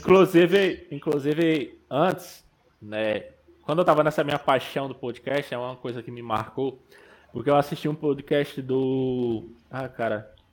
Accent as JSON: {"language": "Portuguese", "region": "Pernambuco", "country": "Brazil", "tie": "born or raised there", "also_born_or_lived": "Rio Grande do Norte", "moved": "as an adult", "said": "eu sou pernambucano, né? Sou nascido e criado no sertão, no meio da Caatinga"}